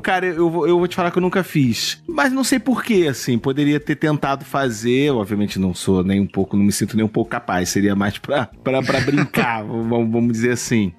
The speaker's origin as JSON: {"language": "Portuguese", "town": "Niterói", "region": "Rio de Janeiro", "country": "Brazil", "said": "eu, enfim, vim de Niterói, minha parada sempre foi de rua, eu sempre fui um cara de rua, de brincar na rua"}